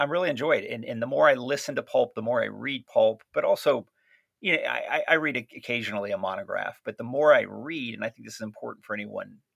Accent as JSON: {"language": "English", "region": "Southwest Florida", "country": "United States", "tie": "born or raised there", "said": "where I grew up in Southwest Florida"}